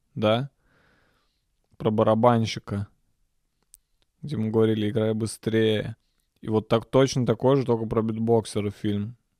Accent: Nizhny Novgorod, Nizhny Novgorod Oblast, Russia; я родился в Нижнем Новгороде

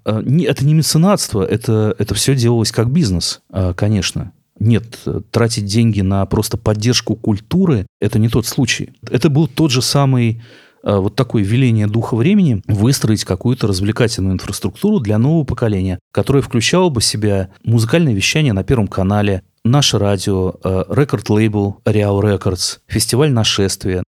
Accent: Novomoskovsk, Tula Oblast, Russia; moved away; я человек из Новомосковска, не из московских богемных кругов, потомственный русский интеллигент из провинции

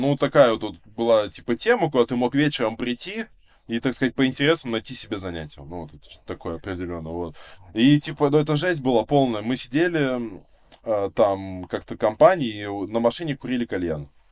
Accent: Vsevolozhsk, Leningrad Oblast, Russia; Я коренной житель Ленинградской области чистокровный. Да, типа, да, я, я, я родился, да, во Всеволожске, эм, и получается, ну, вот уже как 23 года живу, вот, э, получается, в соседнем поселке от э, города

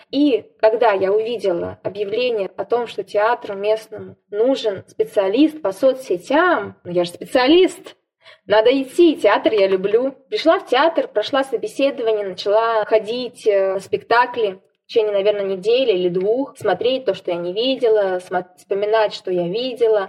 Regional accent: Siberia, Russia; сибирячка, провинциалка

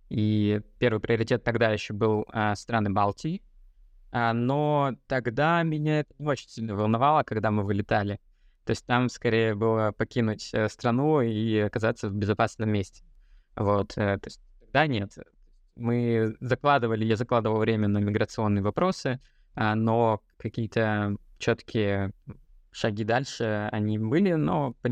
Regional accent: Siberia, Russia; moved away as an adult; also born or lived in Kyrgyzstan / Ivanovo / Moscow; я родился в Киргизии, вырос в Сибири, учился в Сибири, в другом месте, потом жил в Иваново, в Москве.

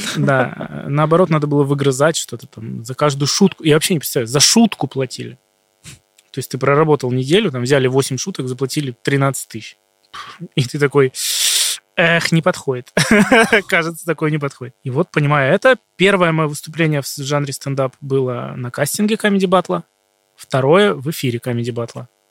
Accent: Shadrinsk, Kurgan Oblast, Russia; moved away; Я из Шадринска, это из Курганской области, маленький город

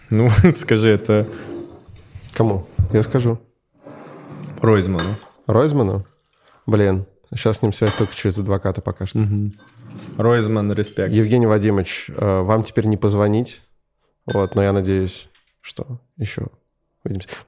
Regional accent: Astana, Kazakhstan; Я просто человек из Астаны, поэтому...

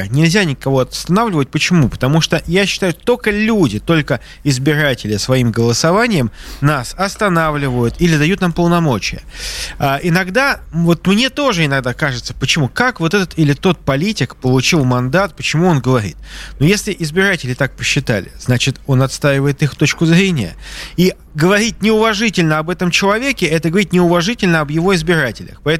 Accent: Saint Petersburg, Russia; я просто как петербуржец даю возможность вам полностью

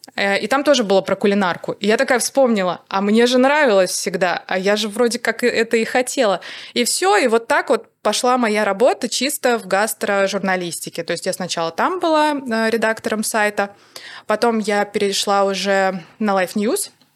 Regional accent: Saratov, Saratov Oblast, Russia; Я отучилась на факультете журналистики в Саратове, в моём родном городе

